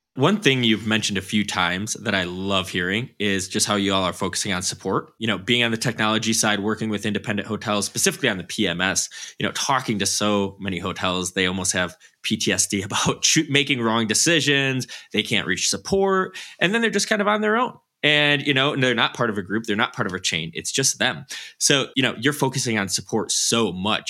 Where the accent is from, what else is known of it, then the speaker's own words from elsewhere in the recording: Wisconsin, United States; moved away; I'm from Wisconsin.